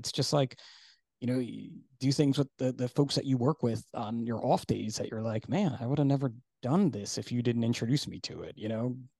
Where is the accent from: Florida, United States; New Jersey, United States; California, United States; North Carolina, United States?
New Jersey, United States; I'm Italian and I'm from New Jersey